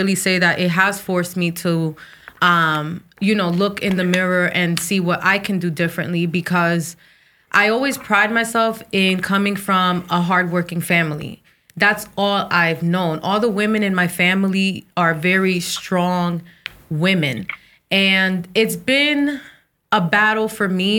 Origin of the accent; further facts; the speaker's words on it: New Jersey, United States; I'm of Dominican descent. So I was born in Jersey, so I'm Americanized